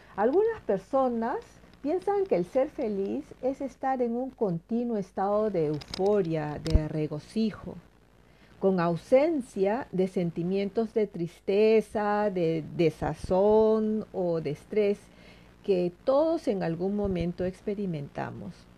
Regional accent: Peru; now in Sweden; el choclo, como le llamamos en mi país

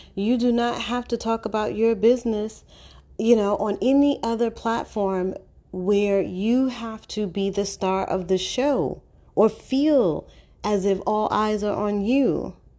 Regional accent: New York City, New York, United States; I'm born and raised in Harlem

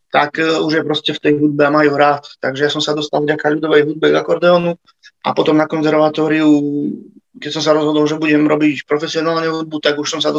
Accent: Slovakia; Tak ja pochádzam z Herby, to je vlastne taká malebná, krásna dedinka na hore

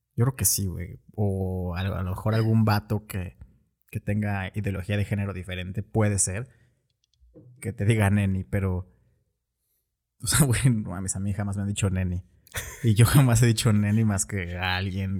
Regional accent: Mexico; nosotros como mexicanos

